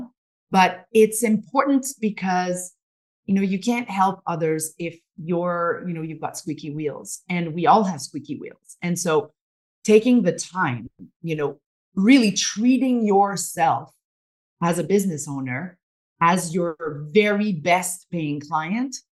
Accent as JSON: {"language": "English", "town": "Montreal", "region": "Quebec", "country": "Canada", "moved": "yes", "lives_now": "British Columbia, Canada", "said": "we come from Montreal."}